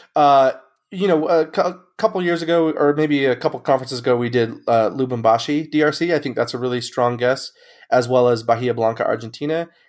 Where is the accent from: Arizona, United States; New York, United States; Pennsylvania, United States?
Arizona, United States; Mesa; I'm from Mesa, Arizona